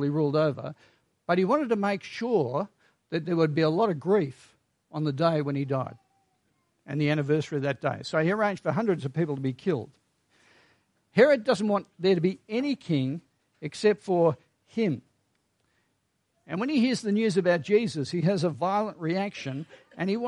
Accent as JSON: {"language": "English", "country": "Australia", "said": "We are Australian after all"}